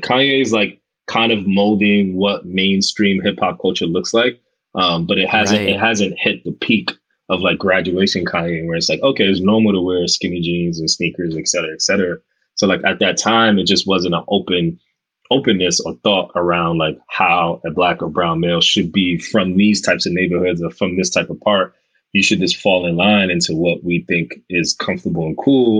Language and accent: English; Omaha, Nebraska, United States; when I was a kid growing up in Omaha, Nebraska, that's the only representation I saw